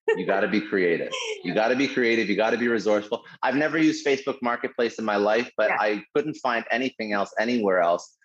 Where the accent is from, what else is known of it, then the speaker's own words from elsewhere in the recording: Toronto, Ontario, Canada; I'm originally from Toronto